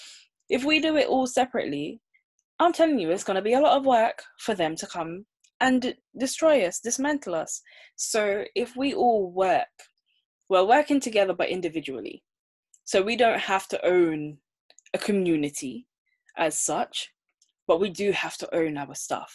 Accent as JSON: {"language": "English", "country": "Jamaica", "tie": "born or raised there", "moved": "yes", "lives_now": "United Kingdom", "said": "growing up in Jamaica"}